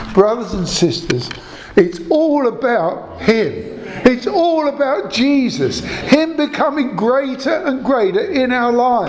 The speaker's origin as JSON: {"language": "English", "town": "Croydon", "region": "London", "country": "United Kingdom", "said": "I come from Selsdon, South Croydon"}